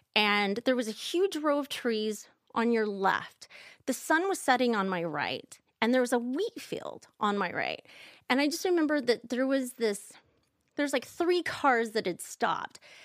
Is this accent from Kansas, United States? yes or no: yes; Kansas, United States; I'm from Kansas